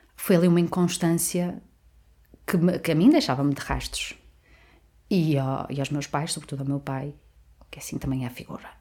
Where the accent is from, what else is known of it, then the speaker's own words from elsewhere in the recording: Amarante, Norte, Portugal; also born or lived in Porto / Baião; eu nasci no Porto, na verdade. Certo. Tive a minha infância repartida entre Baião e Amarante